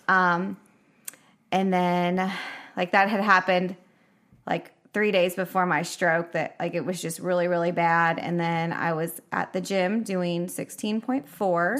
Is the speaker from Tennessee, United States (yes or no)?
yes; Nashville, Tennessee, United States; moved away as an adult; moved back to Nashville in May, 'cause that's where I mostly grew up.